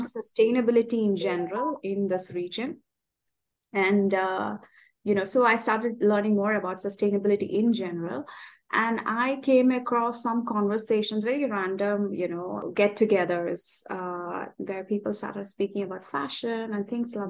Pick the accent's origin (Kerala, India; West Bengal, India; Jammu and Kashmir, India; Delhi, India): Kerala, India; now in Dubai, United Arab Emirates; I'm originally from India. I'm, I'm from Kerala and I live here with uh, in Dubai